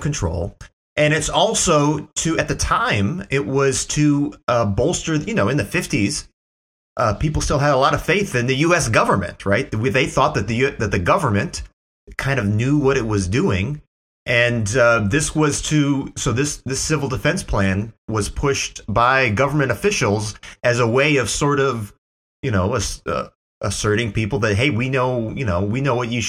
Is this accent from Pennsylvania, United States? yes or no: no; Middlebury, Indiana, United States; growing up in Middlebury, Indiana